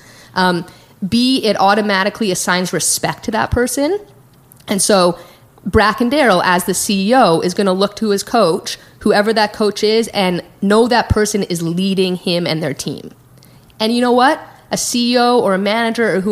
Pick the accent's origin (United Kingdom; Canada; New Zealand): Canada; Calgary, Alberta; moved away as an adult; now in San Francisco, United States; I grew up in Calgary, Canada